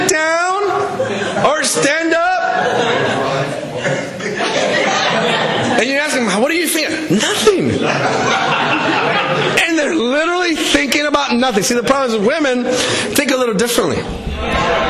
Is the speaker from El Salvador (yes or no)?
yes; El Salvador; now in United States; I was born in El Salvador. I immigrated in the U.S.